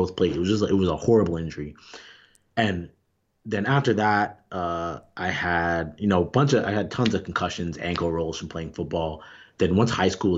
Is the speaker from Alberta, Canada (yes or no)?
no; Toronto, Ontario, Canada; growing up in Toronto